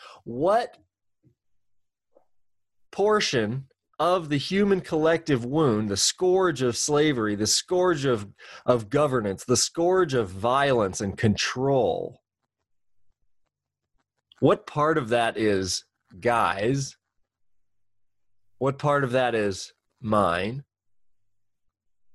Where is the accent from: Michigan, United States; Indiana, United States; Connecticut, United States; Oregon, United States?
Oregon, United States; Central; I have been born and raised in Central Oregon